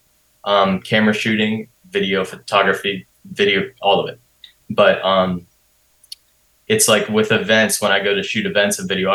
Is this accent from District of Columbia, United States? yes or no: no; York, Pennsylvania, United States; moved away as an adult; also born or lived in Maryland; now in Philadelphia, United States; I grew up in York, PA, which is about like a suburb, hour and a half, 2 hours away from here to the west. Born in the east of Maryland.